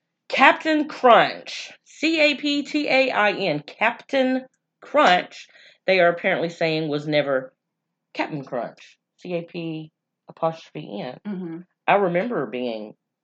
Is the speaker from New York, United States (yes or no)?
no; North Louisiana, United States; But we're in North Louisiana.